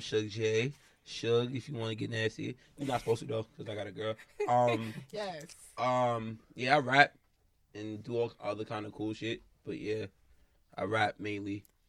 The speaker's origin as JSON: {"language": "English", "town": "New York City", "region": "New York", "country": "United States", "said": "Because I'm from Queens and I know Queens."}